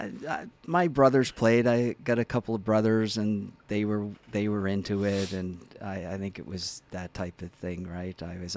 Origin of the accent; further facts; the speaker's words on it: Halifax, Nova Scotia, Canada; I grew up around the Dingle area, actually.